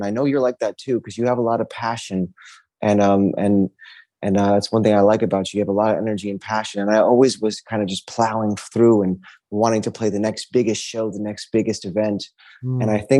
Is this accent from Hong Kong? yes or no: yes; Hong Kong; born there; also born or lived in Norway / New York City / Texas / Miami; I was born in Hong Kong, Norway, came back to New York City and then Texas and then Miami really was where I kind of came into who